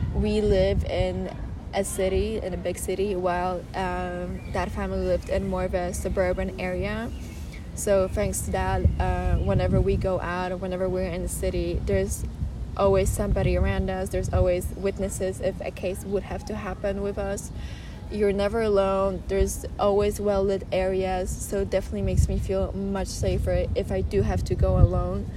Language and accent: English; Warsaw, Masovian Voivodeship, Poland; English is a second language; moved away as an adult; now in Madrid, Spain; I'm from Warsaw, Poland, and I would definitely say that because I know the language and I know my city very well